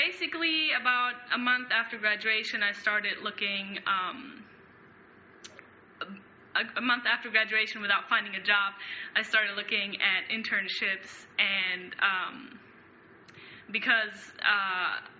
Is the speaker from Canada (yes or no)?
no; Germany; now in Michigan, United States; I am from Germany.